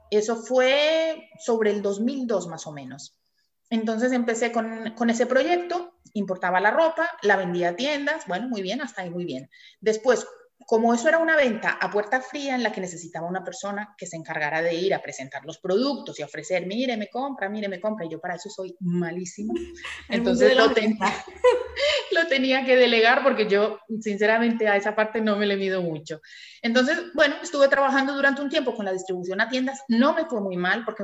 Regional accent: Colombia; now in Tenerife, Spain; yo soy colombiana, llevo casi 30 años en Tenerife, o sea que ya soy

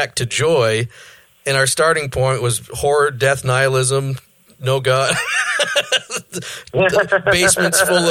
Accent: Maine, United States; I'm from Maine

